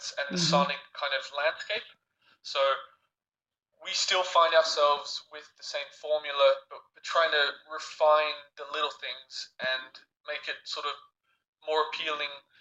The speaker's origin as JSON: {"language": "English", "country": "Australia", "tie": "born or raised there", "also_born_or_lived": "France", "moved": "yes", "said": "myself and my brother, we grew up, we grew up in Australia, but we lived in France for a long time"}